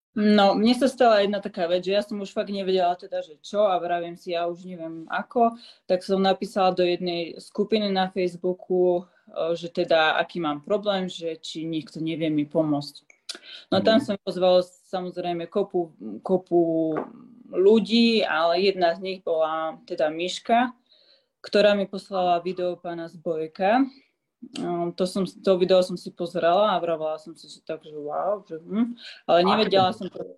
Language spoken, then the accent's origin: Slovak; Slovakia; now in Switzerland; ostala som rok doma na Slovensku